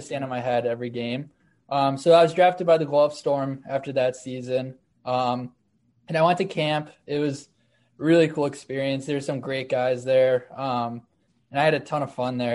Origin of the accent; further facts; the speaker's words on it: Amherst, New York, United States; a team called the Amherst Knights, which is like my hometown team